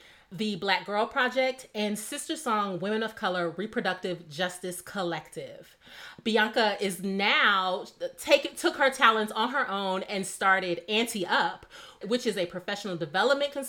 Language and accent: English; Midwest, United States; growing up in the Midwest